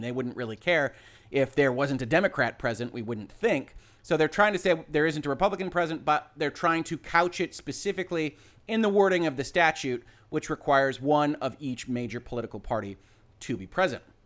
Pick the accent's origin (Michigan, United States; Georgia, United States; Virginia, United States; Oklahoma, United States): Michigan, United States; my home state